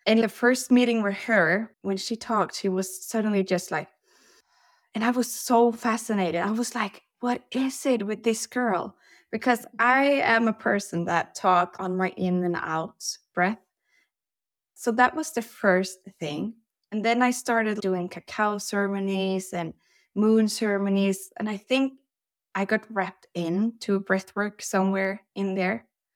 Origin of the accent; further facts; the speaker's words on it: Sweden; now in Norway; Well, I'm from Sweden, but I live in Norway, so we are in Europe.